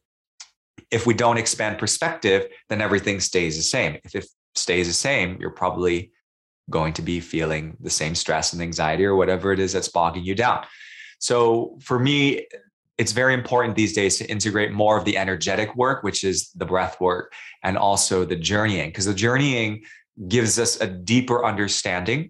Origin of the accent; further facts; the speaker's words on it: New York City, New York, United States; also born or lived in Singapore; now in Sydney, Australia; I'm living in Sydney, I'm from New York City, I lived in Singapore